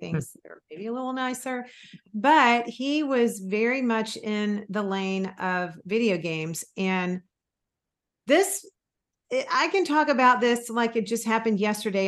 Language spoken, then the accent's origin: English; Florida, United States; also born or lived in Mississippi; I was born in Mississippi and actually grew up most of my school years in Florida